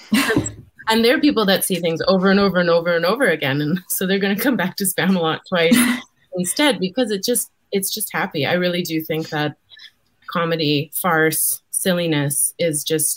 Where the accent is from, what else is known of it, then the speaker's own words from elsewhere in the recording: Red Deer, Alberta, Canada; I grew up in Red Deer, Alberta.